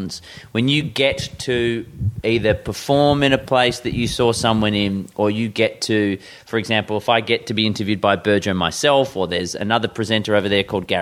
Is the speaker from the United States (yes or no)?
no; Perth, Western Australia, Australia; I grew up in Perth